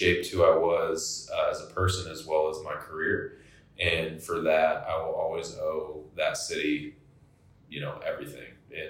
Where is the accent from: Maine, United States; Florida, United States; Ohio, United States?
Florida, United States; also born or lived in Atwater, California / Merced, California / Oregon / Nevada; I was born in California. I lived there for about 8 years in Central California, Atwater, Merced. Moved to Florida. Lived there majority of my adolescent years up through high school.